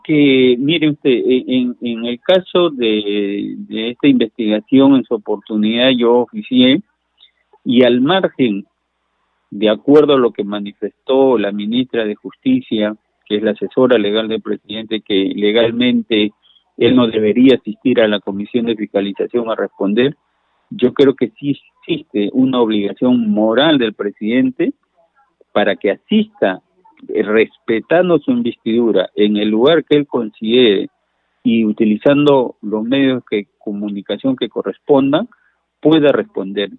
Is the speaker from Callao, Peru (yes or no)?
yes; Bellavista, Callao, Peru; Yo soy vecino de Bellavista